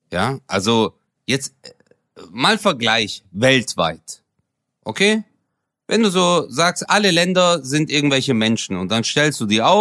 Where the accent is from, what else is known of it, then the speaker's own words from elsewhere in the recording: Turkey; now in Germany; Ich habe auch meine Identität hier. Und ich, sogar als Türke, als Moslem, sage